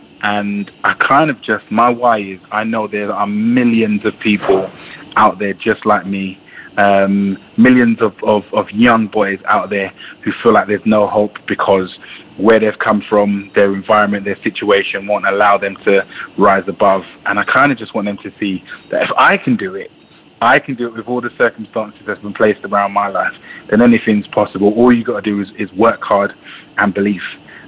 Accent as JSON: {"language": "English", "region": "London", "country": "United Kingdom", "tie": "born or raised there", "also_born_or_lived": "Jamaica", "said": "I was born in Jamaica. I grew up in a part of London which not many good things come out of."}